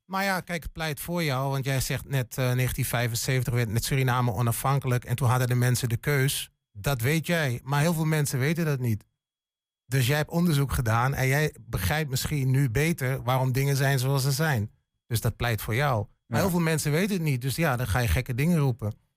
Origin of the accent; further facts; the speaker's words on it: Hengelo, Overijssel, Netherlands; moved away as an adult; ik, ik ben een tukker. Geboren en getogen in Hengelo